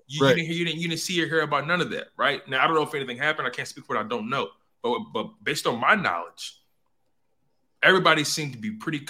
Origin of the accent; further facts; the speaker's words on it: Philadelphia, Pennsylvania, United States; I'm born and raised in Philly.